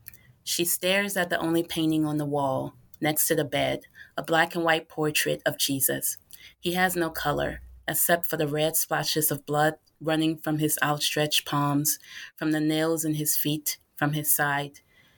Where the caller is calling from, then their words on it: Carlisle, Pennsylvania, United States; I am currently calling from Carlisle, Pennsylvania